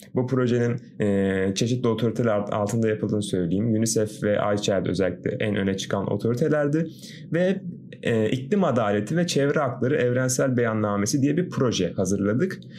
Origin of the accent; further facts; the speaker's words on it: Antalya, Turkey; also born or lived in Kazakhstan; doğma büyümede Antalyalıyım